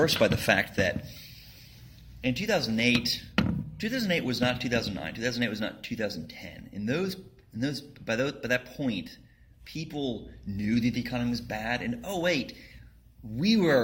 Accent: Texas, United States; moved away as an adult; also born or lived in Scotland; I'm from Texas originally

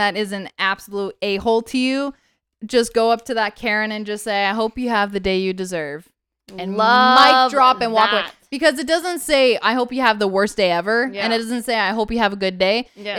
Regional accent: Canada; I'm born and raised in Canada.

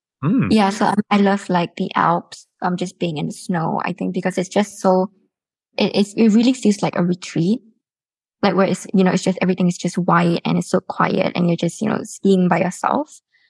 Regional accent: Singapore; also born or lived in Hong Kong; Yes, I'm Singaporean, but I was born in Hong Kong.

